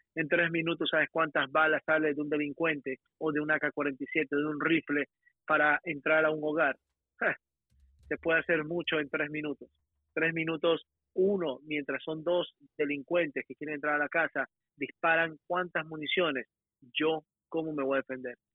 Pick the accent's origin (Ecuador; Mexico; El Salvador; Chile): Ecuador; now in United States; yo soy ecuatoriano, yo soy bien latino, hablo español bien